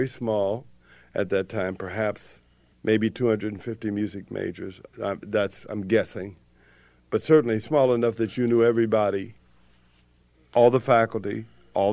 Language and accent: English; Indianapolis, Indiana, United States; now in Bloomington, United States; I grew up in Indianapolis